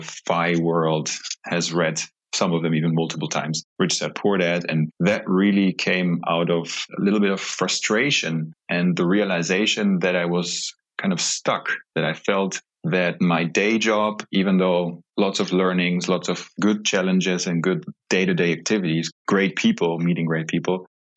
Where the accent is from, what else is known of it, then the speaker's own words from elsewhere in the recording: Germany; I was born and raised in Germany